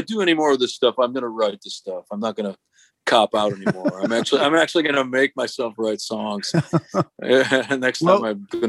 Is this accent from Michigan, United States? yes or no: yes; Detroit, Michigan, United States; I grew up in the Detroit area